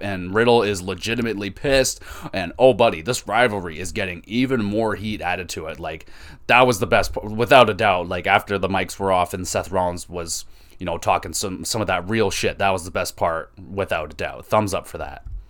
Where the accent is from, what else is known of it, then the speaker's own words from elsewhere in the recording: Canada; I'm not from Toronto, but I'm Canadian